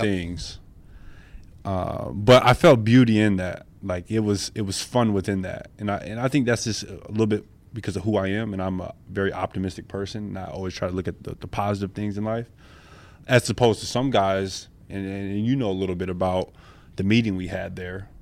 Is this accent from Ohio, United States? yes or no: no; Flint, Michigan, United States; moved away as an adult; also born or lived in Salt Lake City, Utah / Los Angeles; now in Washington, United States; I'm really a small town kid. I'm from Flint, Michigan.